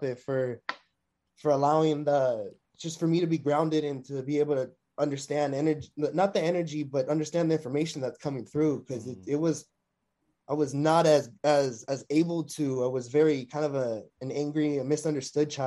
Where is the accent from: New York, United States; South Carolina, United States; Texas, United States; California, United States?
California, United States; Long Beach; I'm a California, Long Beach native. You know, I was born and raised, you know, born in Memorial Hospital